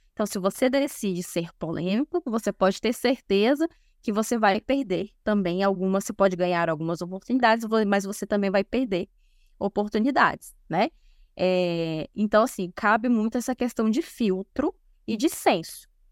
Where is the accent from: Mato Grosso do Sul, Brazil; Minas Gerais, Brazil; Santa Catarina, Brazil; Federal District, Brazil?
Federal District, Brazil; Brasília; uma instituição de saúde aqui em Brasília, porque eu sou de Brasília.